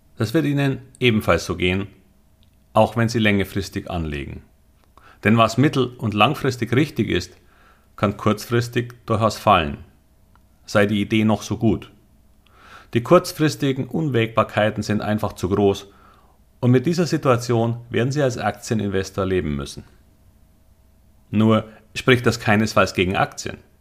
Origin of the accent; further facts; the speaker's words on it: Munich, Bavaria, Germany; Ich wollte, obwohl Münchner, immer am Wasser wohnen